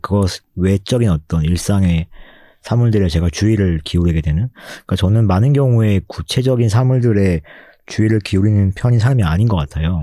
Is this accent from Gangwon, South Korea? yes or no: yes; Gangwon, South Korea; accent: Gangwon dialect intonation; 제가 강원도 출신이거든요